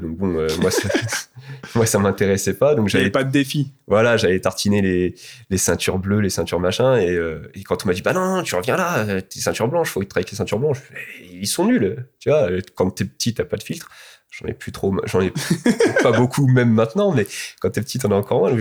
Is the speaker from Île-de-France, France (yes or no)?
yes; Alfortville, Île-de-France, France; also born or lived in Rosny-sous-Bois; je me suis entraîné quand j'étais petit à Alfortville